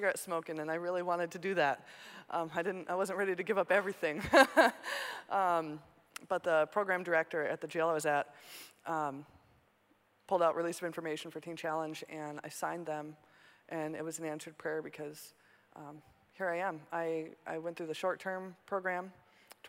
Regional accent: Montana, United States; moved away as an adult; now in Minnesota, United States; I was born and raised in Montana.

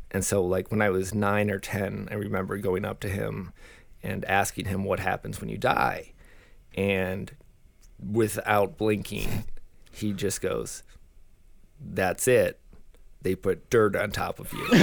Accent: Saint Paul, Minnesota, United States; born and raised in Saint Paul, Minnesota

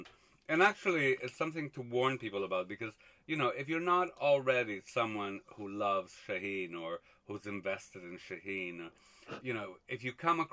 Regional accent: Montreal, Quebec, Canada; I grew up in Montreal

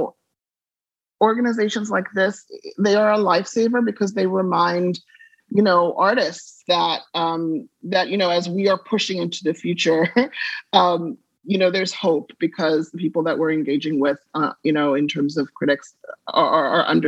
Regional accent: South Africa; moved away; I was raised in South Africa during apartheid

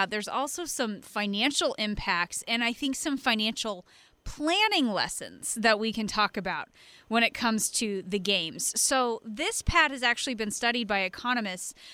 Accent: Kansas, United States; my hometown growing up in, in Kansas

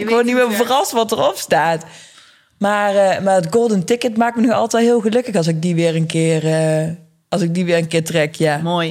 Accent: Eindhoven, North Brabant, Netherlands; ik ben geboren en getogen in Eindhoven.

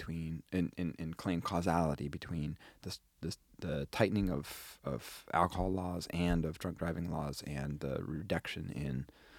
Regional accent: Wisconsin, United States; moved away; When I was growing up in Wisconsin.

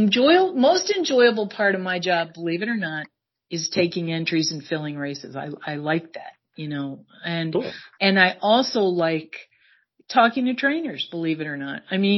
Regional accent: New York, United States; I'm originally from New York, but I would love to live in New York City.

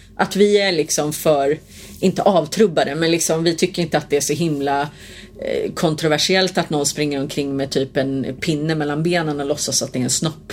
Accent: Sweden; jag upplevde det i alla fall som svensk

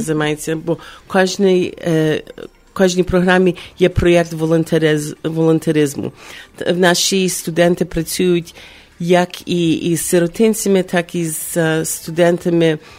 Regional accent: Chicago, Illinois, United States; now in Ukraine; в моєму рідному місті Чикаго

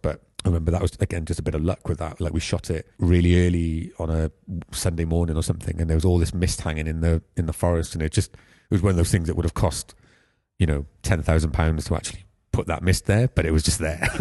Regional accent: Pontypool, Wales, United Kingdom; also born or lived in Croesyceiliog / Cwmbran / Caldicot; I grew up, I was born in Pontypool. We lived in and Crossy Killiog and Cumbran on a council estate for a good few years.

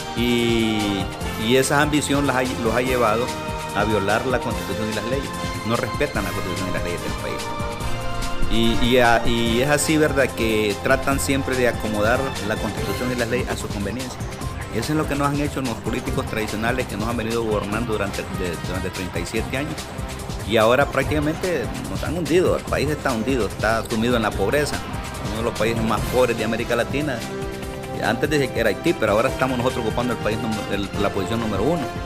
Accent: Honduras; nosotros somos tontos los hondureños

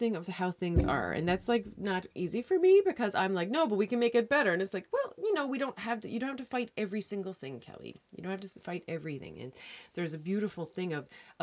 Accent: Newfoundland and Labrador, Canada; moved away; I'm a Newfoundlander

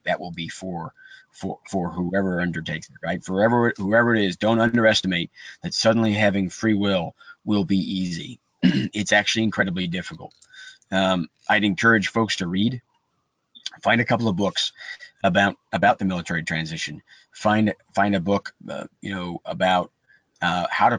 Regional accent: Buffalo, New York, United States; now in Atlanta, United States; I'm from Buffalo, New York.

